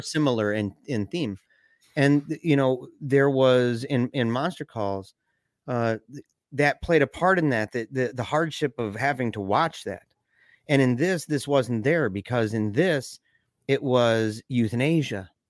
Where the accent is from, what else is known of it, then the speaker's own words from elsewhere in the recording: Michigan, United States; we're from Michigan.